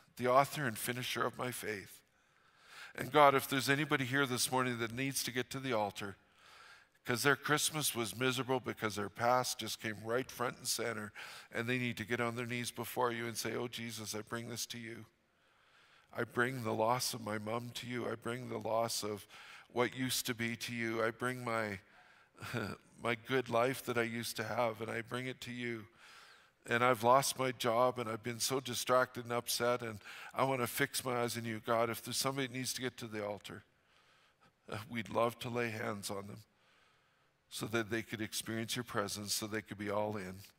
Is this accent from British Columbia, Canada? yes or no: yes; Fort St. John, British Columbia, Canada; I grew up in Fort Saint John.